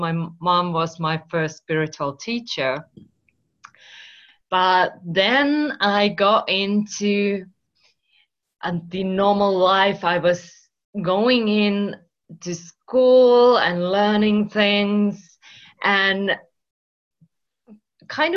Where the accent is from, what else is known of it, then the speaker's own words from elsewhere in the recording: Finland; English is a second language; moved away as an adult; also born or lived in Spain / United Kingdom / United States / Australia; now in Marbella, Spain; I'm originally from Finland, if you wonder where this accent comes from